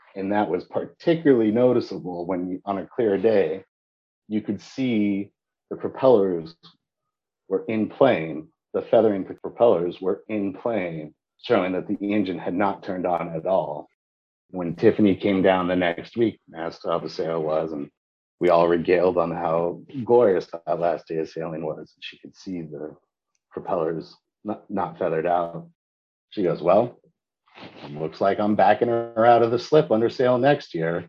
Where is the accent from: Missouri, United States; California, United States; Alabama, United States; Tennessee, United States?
California, United States; San Diego; I grew up sailing in San Diego, my, my home